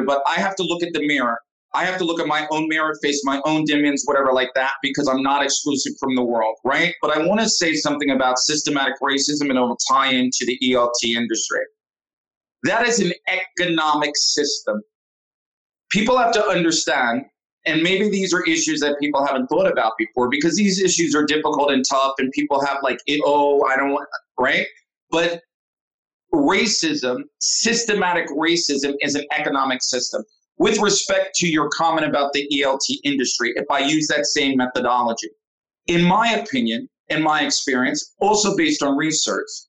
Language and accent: English; United States; moved away as an adult; now in Saudi Arabia; me growing up in America